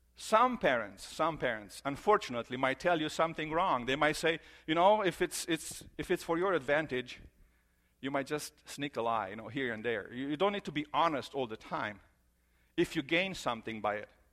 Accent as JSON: {"language": "English", "country": "Romania", "tie": "born or raised there", "moved": "yes", "said": "I grew up in Romania"}